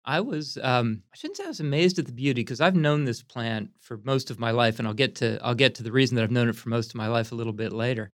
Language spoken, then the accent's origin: English; Pottstown, Pennsylvania, United States; also born or lived in Lancaster, Pennsylvania; I was brought up in Pottstown, which is just a little bit west of Philadelphia.